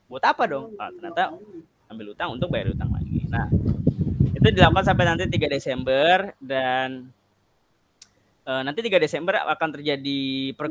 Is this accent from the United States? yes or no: yes; San Francisco, California, United States; Kalau di US itu kan kita kan orang US, Pak. Saya kan San